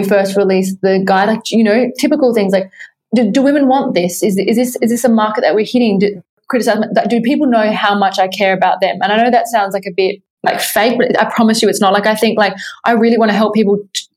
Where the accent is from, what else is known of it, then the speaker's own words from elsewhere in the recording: Adelaide, South Australia, Australia; I was from Australia. I was from Adelaide, which is like not Sydney